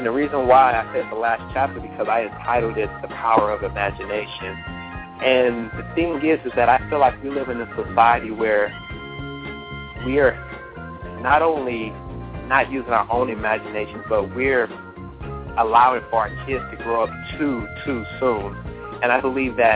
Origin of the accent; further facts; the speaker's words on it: Los Angeles, California, United States; moved away as an adult; also born or lived in Miami, Florida; now in Atlanta, United States; Well, I was born and raised in Los Angeles, California. I'm a West Side guy.